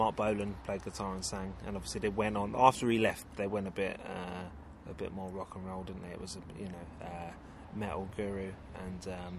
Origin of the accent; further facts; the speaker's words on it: London, United Kingdom; I'm from Walworth, right? And there's no doubt about that. That's where I spent my whole life.